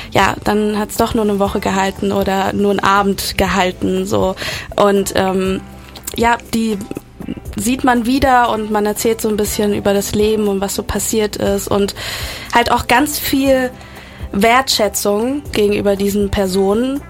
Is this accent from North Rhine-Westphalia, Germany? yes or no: yes; Cologne, North Rhine-Westphalia, Germany; also born or lived in Cuba; komme aus Köln, bin gebürtige Kubanerin